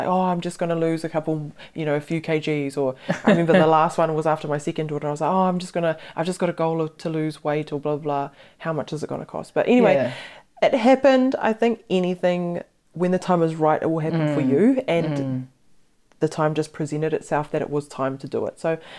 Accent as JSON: {"language": "English", "region": "Hawke's Bay", "country": "New Zealand", "said": "I'm originally from the Hawke's Bay, so he did a lot of surgeries in Napier that I'd seen physically on people."}